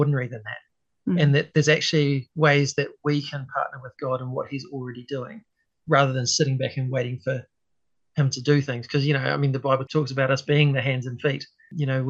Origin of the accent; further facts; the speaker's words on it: Hastings, Hawke's Bay, New Zealand; moved away; also born or lived in Auckland; I grew up in Hastings originally.